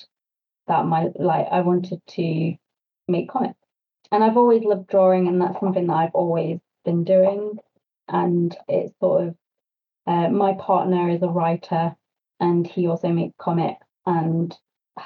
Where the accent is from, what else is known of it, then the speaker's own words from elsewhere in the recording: Nottingham, East Midlands, United Kingdom; moved away as an adult; now in High Wycombe, United Kingdom; I'm actually from Nottingham originally